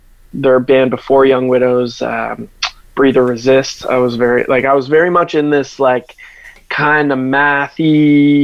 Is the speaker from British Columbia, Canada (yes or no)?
no; Halifax, Nova Scotia, Canada; growing up in Halifax, there was a very big hardcore and metalcore scene when I was a kid